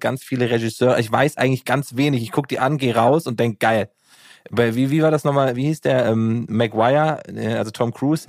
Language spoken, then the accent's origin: German; Gießen, Hesse, Germany; ich komme ja aus Gießen